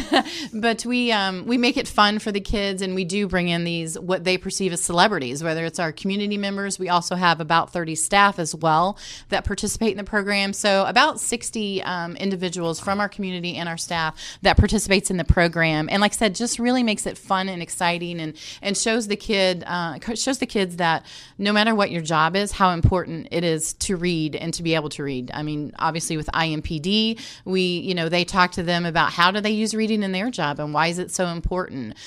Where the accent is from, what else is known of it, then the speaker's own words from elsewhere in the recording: Indianapolis, Indiana, United States; I was able to come back here, back home. Um, I am from Indianapolis